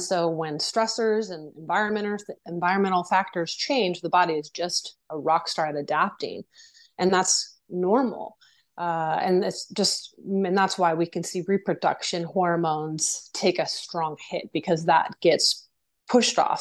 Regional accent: Virginia, United States; moved away as an adult; also born or lived in Japan / New York; I did ballet, tap, and jazz, and horseback riding and stuff like that growing up in Virginia

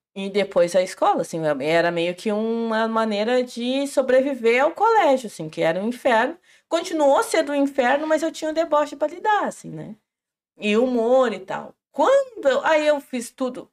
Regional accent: General Câmara, then Porto Alegre metropolitan region, interior of Rio Grande do Sul, Brazil; also born or lived in Charrua; Eu nasci em General Câmara e tenho familiares em Minas do Leão

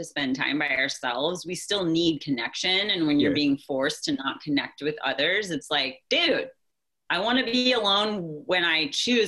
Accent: Nashville, Tennessee, United States; moved away as an adult; also born or lived in Bay Area; I was born and raised in Nashville

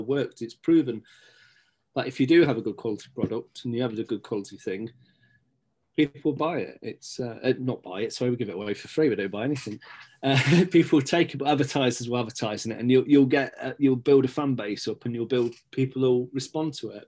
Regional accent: Stapleford, East Midlands, United Kingdom; also born or lived in Scotland; now in Beeston, United Kingdom; I was born in Scotland, but grew up in Stapleford.

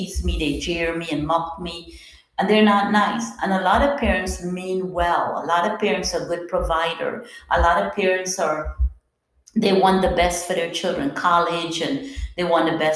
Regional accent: Guyana; I'm from Guyana, South America

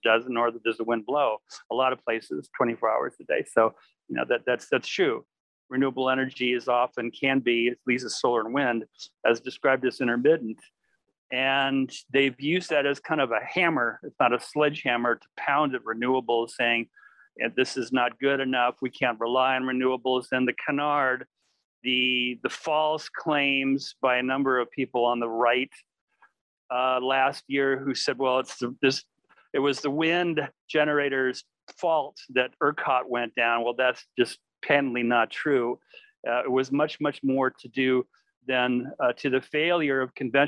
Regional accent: Palo Alto, California, United States; where I was born in Palo Alto

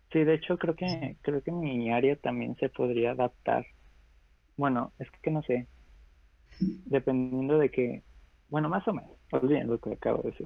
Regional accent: Mexico

